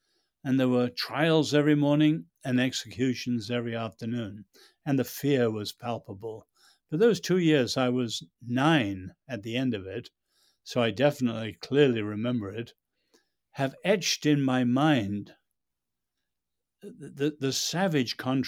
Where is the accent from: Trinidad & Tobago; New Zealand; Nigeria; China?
China; born there; My parents were born in China, and I was born in China. I and my two brothers were born in World War II.